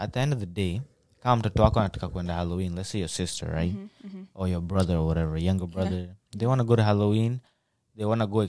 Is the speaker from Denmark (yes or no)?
no; Kenya; now in United States; We came from Kenya, like parents came from Kenya.